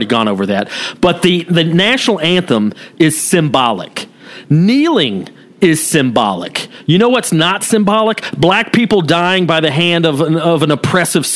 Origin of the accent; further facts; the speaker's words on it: the South, United States; growing up in the South